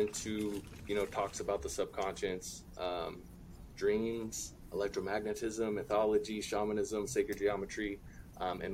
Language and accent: English; California, United States; I'm from California